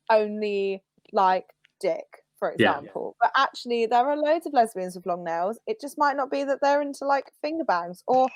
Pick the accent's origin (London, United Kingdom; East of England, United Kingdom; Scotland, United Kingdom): East of England, United Kingdom; Cambridge; I was brought up in Cambridge